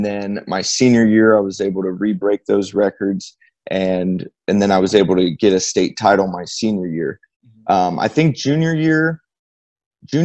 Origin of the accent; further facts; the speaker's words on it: Bloomington, Indiana, United States; Bloomington, my hometown